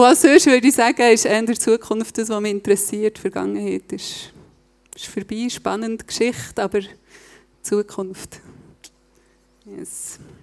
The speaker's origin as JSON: {"language": "German", "town": "Reichenbach im Kandertal", "region": "Bern", "country": "Switzerland", "also_born_or_lived": "Berlin", "moved": "as an adult", "lives_now": "Steffisburg, Switzerland", "said": "ich bin von, ursprünglich von Reichenbach. Ich hoffe, ihr versteht meinen Dialekt."}